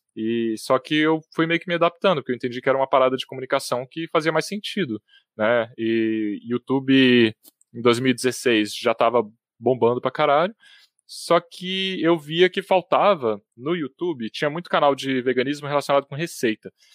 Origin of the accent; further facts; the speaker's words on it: Brasília, Federal District, Brazil; Eu, eu, nasci em Brasília, apesar de ter morado sempre na cidade de satélites aqui, em Sobradinho 2 e, e na Granja do Torto também